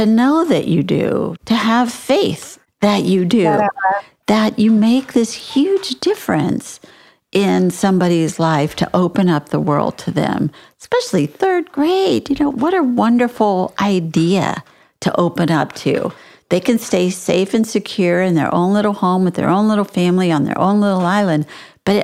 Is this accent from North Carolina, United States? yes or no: no; San Antonio, Texas, United States; I was born and raised in San Antonio